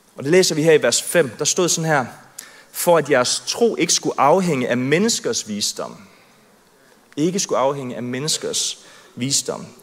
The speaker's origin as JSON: {"language": "Danish", "area": "Southern Jutland", "region": "Southern Denmark", "country": "Denmark", "tie": "born or raised there", "said": "jeg er vokset op i Sønderjylland, tredive kilometer fra grænsen, så jeg er rigtig i Sønderjyde."}